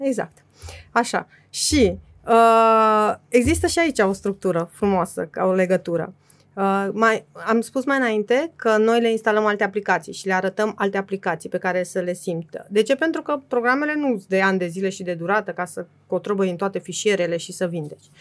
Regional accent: Transylvania, Romania; m-am născut în Transilvania și în, în mijlocul țării

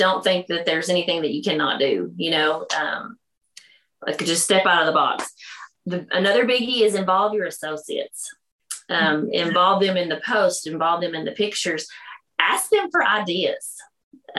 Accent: the South, United States; accent: Southern; We're from the South. You could probably tell by my accent that it's pretty Southern.

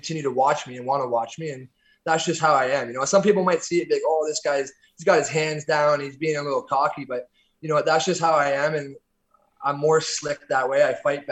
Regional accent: Orangeville, Ontario, Canada; moved away as an adult; I'm originally from Orangeville, Ontario, about an hour north of Toronto

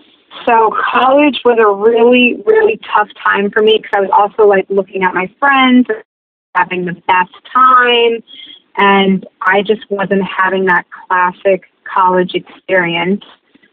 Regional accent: New Jersey, United States; I'm from Bergen County, so that's like North Jersey. It's about 30 minutes from New York City. It's like a suburb of the city. It's a small little community. It's a train town

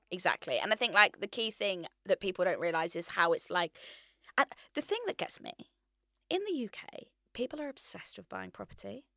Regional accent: Hertfordshire, East of England, United Kingdom; moved away as an adult; now in London, United Kingdom; I decide I wanna move to London, so I'm from Hertfordshire.

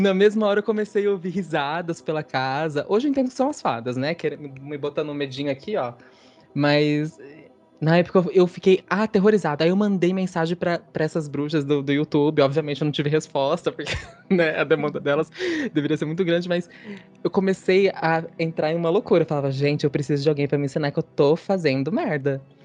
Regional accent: Sumaré, São Paulo, Brazil; Eu sou do interior, do Rizão Puxado, interior de São Paulo, de uma cidadezinha chamada Sumaré

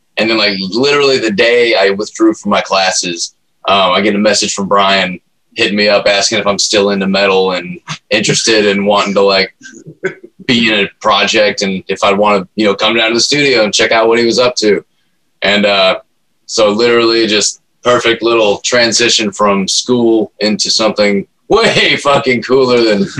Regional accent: Tennessee, United States; I'm also from Tennessee.

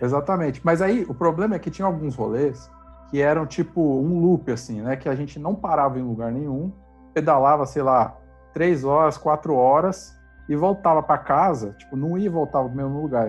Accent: Diadema, São Paulo, Brazil; na rua que eu morava, eu sou de Diadema

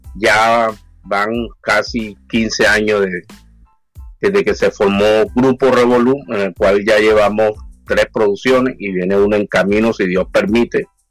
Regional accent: Colombia; moved away as an adult; now in New York, United States; cuando vivíamos en Colombia

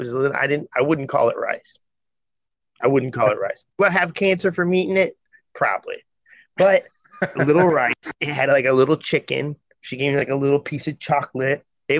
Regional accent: Midwest, United States; Oh, yeah, born and raised.

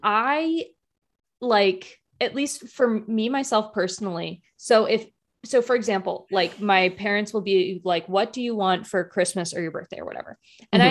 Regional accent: United States; being like an American

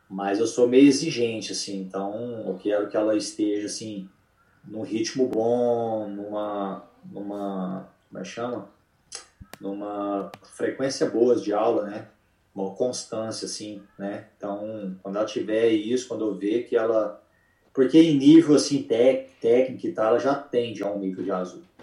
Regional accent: Uberlândia, Minas Gerais, Brazil; moved away as an adult; also born or lived in Atlanta; now in Charlotte, United States; eu vim de Uberlândia, Minas Gerais, né? Então, tipo assim, a minha cidade não é igual São Paulo

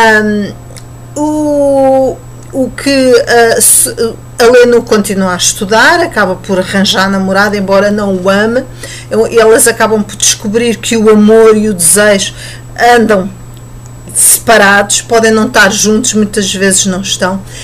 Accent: Portugal; nós portugueses

